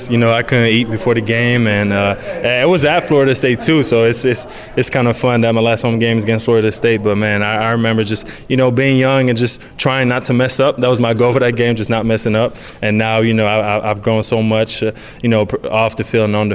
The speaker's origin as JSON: {"language": "English", "region": "Quebec", "country": "Canada", "tie": "born or raised there", "said": "Well, I, you know, I started with hockey, like anybody in Quebec. You know, you start playin"}